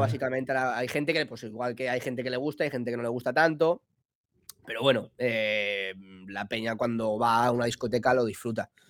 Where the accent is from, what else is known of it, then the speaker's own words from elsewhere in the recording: Villajoyosa, Valencian Community, Spain; soy de Villa Joyosa, un pueblo de Alicante